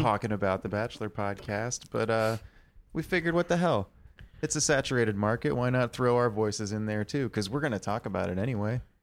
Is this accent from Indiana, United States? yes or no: no; Austin, Texas, United States; I'm from Austin